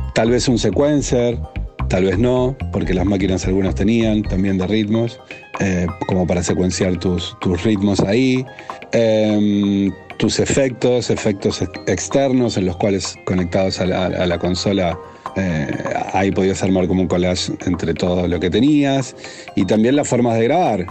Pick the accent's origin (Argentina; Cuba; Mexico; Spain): Argentina; Rosario, Santa Fe; Soy nacido en Rosario, Argentina